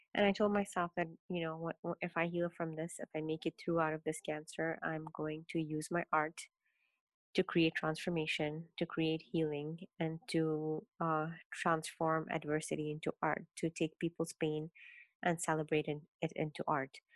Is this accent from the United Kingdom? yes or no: no; Kenya; I was born and raised in Kenya in a very um, traditional Indian Muslim household